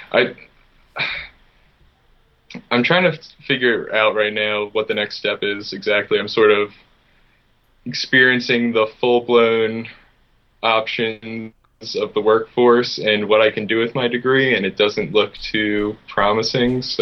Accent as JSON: {"language": "English", "town": "Philadelphia", "region": "Pennsylvania", "country": "United States", "tie": "born or raised there", "said": "Uh, in Philadelphia."}